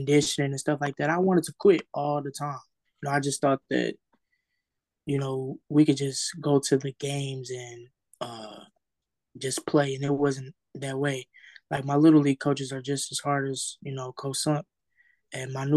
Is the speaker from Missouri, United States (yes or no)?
yes; St. Louis, Missouri, United States; I'm from St. Louis